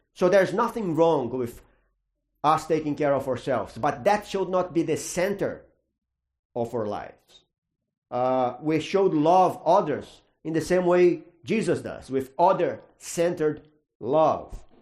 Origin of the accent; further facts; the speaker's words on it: Brazil; moved away; I grew up in Brazil, that's a Catholic country